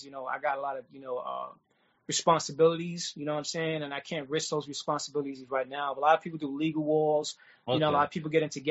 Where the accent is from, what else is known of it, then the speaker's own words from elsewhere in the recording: New York City, New York, United States; growing up in Queens, I used to live on the third floor, so I used to pretty much copy the J trains right through the window.